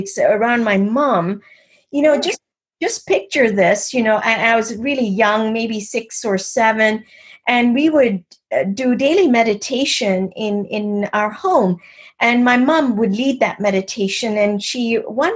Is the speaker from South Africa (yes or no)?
no; Kenya; I was born and raised in East Africa, in Kenya.